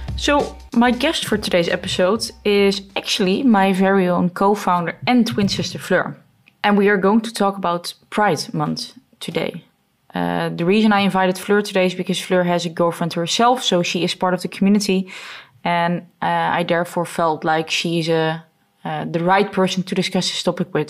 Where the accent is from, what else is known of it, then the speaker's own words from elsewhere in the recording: Netherlands; I think I'm definitely privileged to have been born and raised in the Netherlands